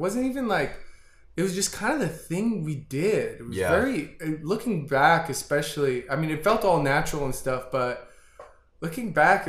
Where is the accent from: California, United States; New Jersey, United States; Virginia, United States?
New Jersey, United States; Freehold; I'm from New Jersey